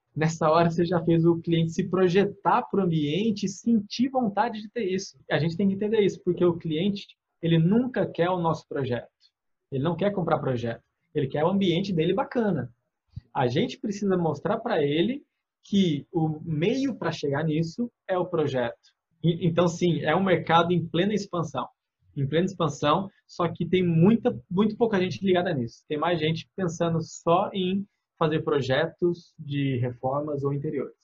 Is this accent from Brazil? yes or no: yes; interior of São Paulo, Brazil; accent: São Paulo interior R; now in Bahia, Brazil; Eu sou do interior de São Paulo, então se você perceber meu R de vez em quando, vai ser um porta